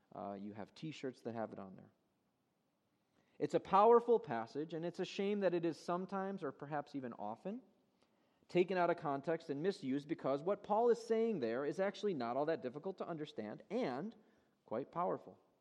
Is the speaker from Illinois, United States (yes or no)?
yes; Chicago, Illinois, United States; moved away; I'm from Chicago originally. My parents still live in Chicago.